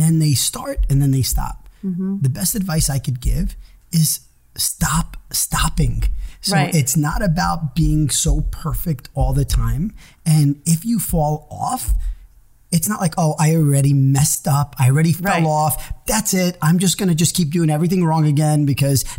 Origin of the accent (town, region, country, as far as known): Cliffside Park, New Jersey, United States; born or raised there; English is a second language; also born or lived in Israel